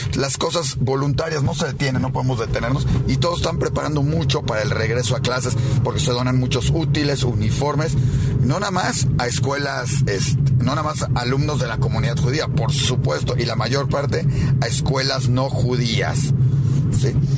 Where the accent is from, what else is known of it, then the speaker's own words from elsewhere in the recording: Mexico; nos toca como mexicanos